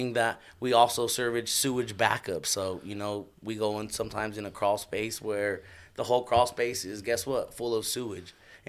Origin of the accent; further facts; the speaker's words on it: Denver, Colorado, United States; I grew up right here in North Denver.